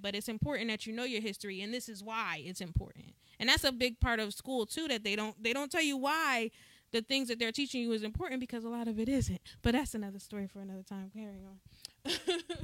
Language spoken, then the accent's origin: English; New Jersey, United States; I remember as a kid, you know, growing up in New Jersey